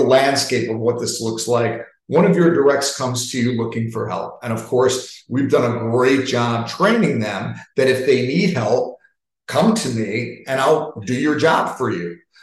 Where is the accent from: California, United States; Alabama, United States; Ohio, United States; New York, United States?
New York, United States; I'm from New York. I talk fast